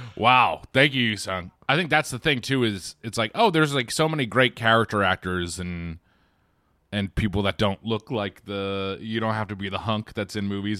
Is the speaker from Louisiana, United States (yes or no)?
no; Quincy, Massachusetts, United States; as a kid in, in Quincy, Massachusetts